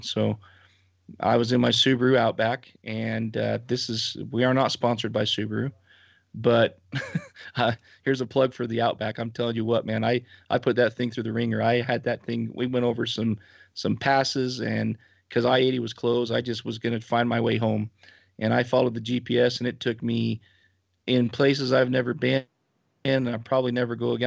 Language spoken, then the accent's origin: English; Utah, United States; here around my my area, my hometown